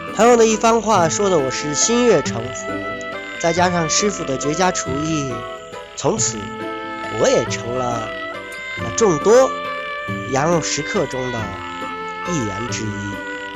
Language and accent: Chinese; Lingbao, Henan, China; 这就是我的家乡——云豹